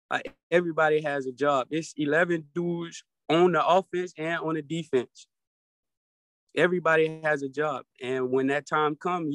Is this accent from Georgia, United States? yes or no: yes; Atlanta, Georgia, United States; It was very diverse. I had my struggles and I had my blessing times. And I loved it. Atlanta is a wonderful place to stay, a wonderful place to live, and a wonderful place to grow your family.